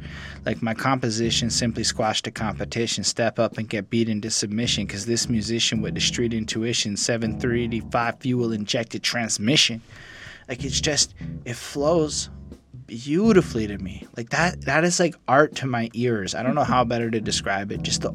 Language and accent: English; New York, United States; I'm from the East Coast. This is how we rolled in New York.